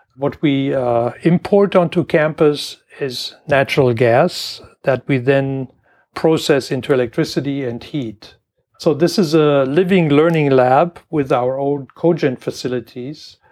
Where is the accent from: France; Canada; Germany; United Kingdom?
Germany; moved away as an adult; also born or lived in Washington, United States; now in Michigan, United States; I grew up in Germany in a little farm town